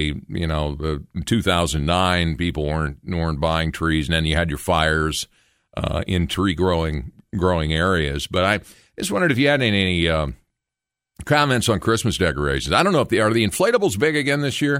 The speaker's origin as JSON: {"language": "English", "town": "Logan", "country": "United States", "tie": "born or raised there", "said": "my hometown of Logan"}